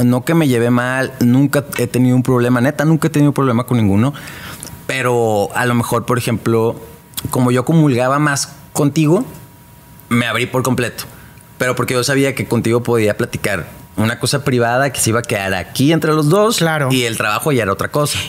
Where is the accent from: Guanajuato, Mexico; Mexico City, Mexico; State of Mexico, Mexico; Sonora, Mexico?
Sonora, Mexico; Hermosillo; now in Monterrey, Mexico; yo soy de Hermosillo